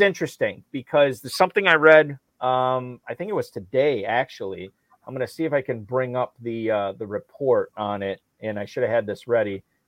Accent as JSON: {"language": "English", "region": "Northeast Wisconsin", "country": "United States", "tie": "born or raised there", "said": "growing up in Northeast Wisconsin"}